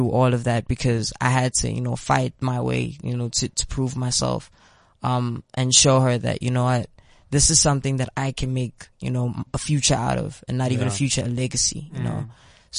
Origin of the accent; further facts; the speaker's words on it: Pretoria, Gauteng, South Africa; I'm from Pretoria. I am 18 years old.